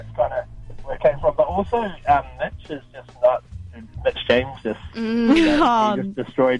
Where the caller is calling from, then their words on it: Mount Maunganui, Bay of Plenty, New Zealand; Mount Maunganui.